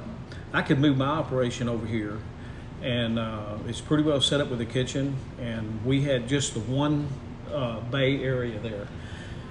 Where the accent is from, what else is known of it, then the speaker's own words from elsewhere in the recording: Liberty-Eylau, Texas, United States; originally I was from Liberty Isle, and of course that's my natural handicap, you know, growing up in Liberty Isle